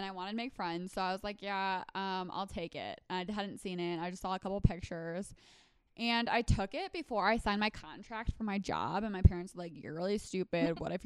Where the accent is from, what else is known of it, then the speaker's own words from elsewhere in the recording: Wisconsin, United States; moved away as an adult; now in Colorado, United States; I'm from Wisconsin, so Milwaukee is like a big city in Wisconsin